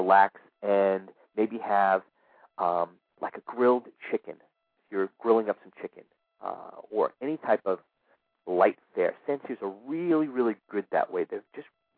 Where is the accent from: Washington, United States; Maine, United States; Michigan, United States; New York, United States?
New York, United States; New York City; moved away; my hometown in New York City